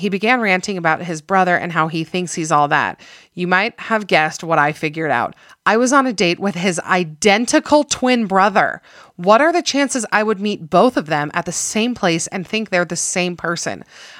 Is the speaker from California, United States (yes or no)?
yes; California, United States; I was raised in Southern California.